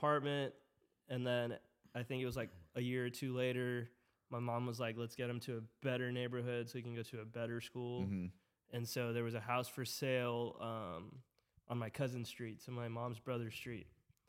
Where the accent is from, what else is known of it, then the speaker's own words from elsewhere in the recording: Sugar Land, Texas, United States; Yeah, in Sugar Land. So at first, our house was in A-Leaf.